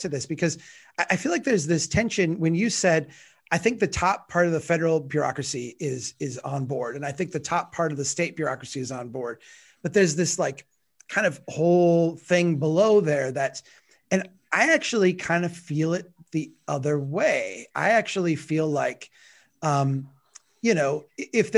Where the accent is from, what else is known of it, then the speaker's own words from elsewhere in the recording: Brainerd, Minnesota, United States; in my hometown of Brainerd right now